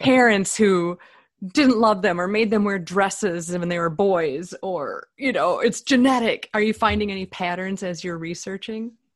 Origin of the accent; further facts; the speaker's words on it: Minnesota, United States; one of us is from Minnesota